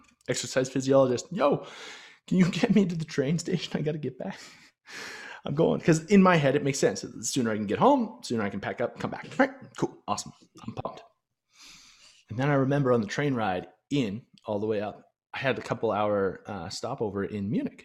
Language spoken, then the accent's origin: English; Canada; I'm a Canadian, I'm friendly, and I'm fit